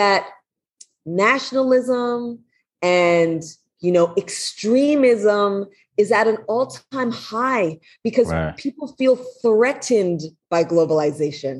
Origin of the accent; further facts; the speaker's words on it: Toronto, Ontario, Canada; I grew up in Scarborough